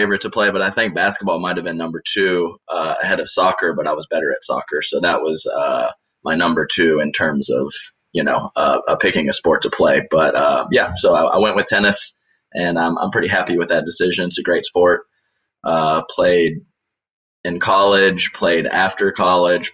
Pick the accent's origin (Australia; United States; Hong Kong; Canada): United States; Houston, Texas; also born or lived in Charleston, West Virginia; I was born in Charleston, West Virginia, actually. There is a big DuPont plant there, and that's the company my dad worked for. So was there through third grade, and then in fourth grade I moved to Houston, and that's been my home base pretty much ever since